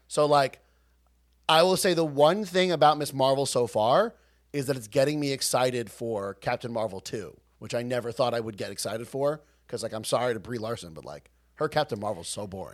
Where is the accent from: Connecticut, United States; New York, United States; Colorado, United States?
New York, United States; Long Island; We're from Long Island.